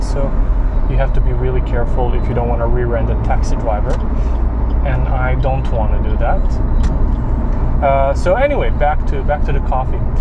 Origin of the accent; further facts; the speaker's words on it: Serbia; moved away; I'm originally from Serbia, where coffee shop chains are not a thing.